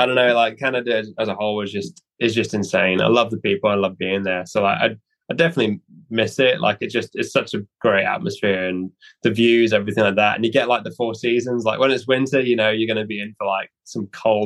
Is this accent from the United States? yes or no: no; Norwich, East of England, United Kingdom; I really like the waterfront in Norwich because that's kind of my hometown